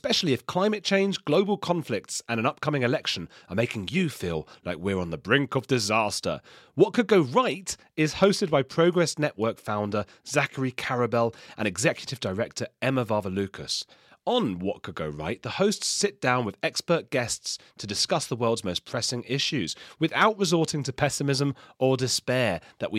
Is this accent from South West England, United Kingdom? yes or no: no; London, United Kingdom; I'm from London